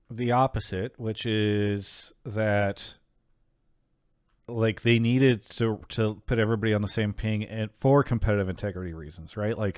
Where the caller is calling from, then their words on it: Denver, Colorado, United States; calling in from Denver, Colorado.